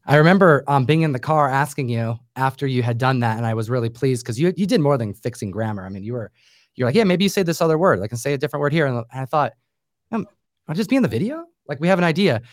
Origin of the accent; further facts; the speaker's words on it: New York, United States; I grew up in New York